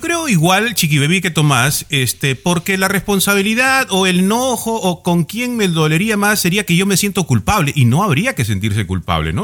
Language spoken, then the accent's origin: Spanish; Peru; yo como peruano